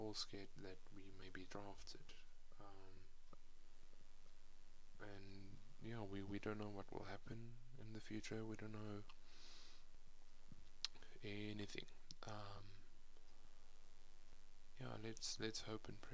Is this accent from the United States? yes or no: no; Johannesburg, Gauteng, South Africa; I come from South Africa, Johannesburg to be precise.